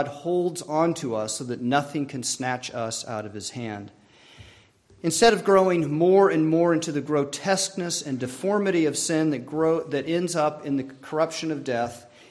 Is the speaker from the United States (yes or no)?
yes; Colorado, United States; I grew up in Colorado